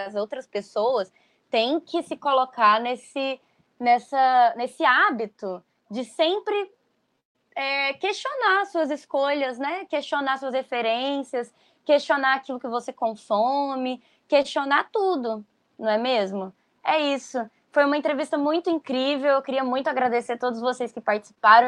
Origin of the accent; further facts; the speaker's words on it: Goiânia, Goiás, Brazil; Nós, do jornal Metamorfose, que somos de Goiânia, né? Apesar de não estarmos todos lá mais